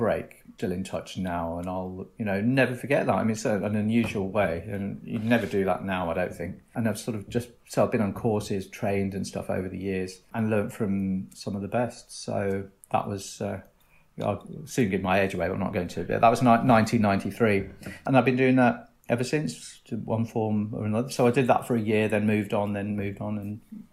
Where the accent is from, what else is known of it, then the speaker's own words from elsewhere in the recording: Northamptonshire, East Midlands, United Kingdom; moved away; I'm from Northamptonshire originally